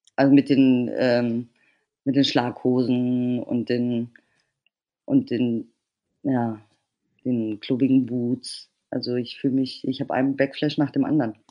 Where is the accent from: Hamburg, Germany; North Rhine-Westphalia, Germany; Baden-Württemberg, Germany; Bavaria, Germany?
Bavaria, Germany; ich bin in Bayern aufgewachsen